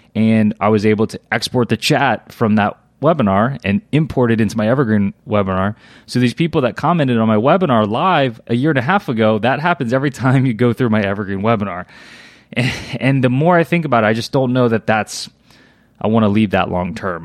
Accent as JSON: {"language": "English", "region": "Louisiana", "country": "United States", "tie": "born or raised there", "said": "I was born and raised in Louisiana."}